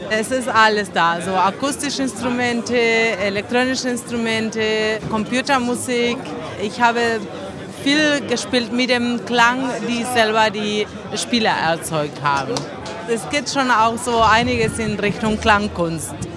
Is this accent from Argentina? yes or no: yes; Argentina; German is a second language; moved away; Ich komme aus Argentinien